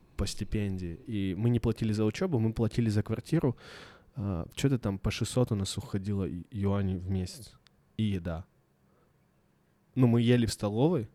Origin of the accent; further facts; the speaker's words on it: Blagoveshchensk, Amur Oblast, Russia; я из Благовещенска